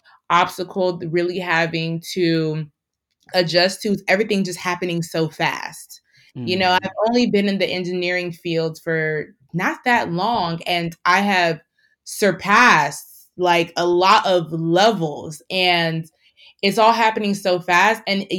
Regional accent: Nigeria; I think that being Nigerian also has helped me with the tough skin

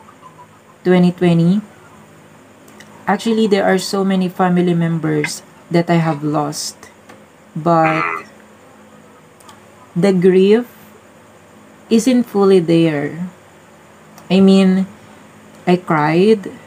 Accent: Philippines; I'm from Philippines

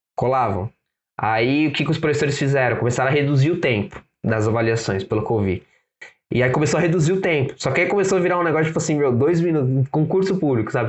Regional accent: São Paulo, Brazil; sou da Zona Leste aqui em, aqui em São Paulo

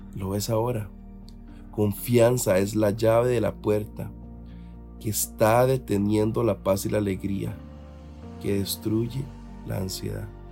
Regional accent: Costa Rica; uno, como costarricense

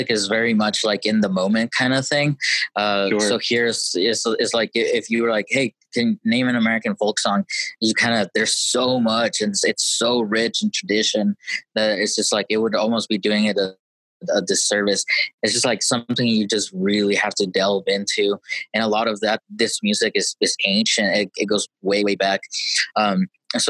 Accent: Chihuahua, Mexico; moved away; I'm from Chihuahua

